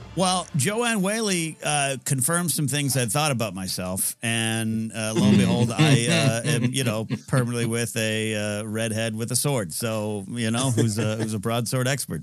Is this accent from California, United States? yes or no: yes; Central Coast, California, United States; now in Los Angeles, United States; I was up at the Central Coast Film Society's Entertainment Expo in, uh, my hometown, uh, neck of the woods, the Clark Center on my old high school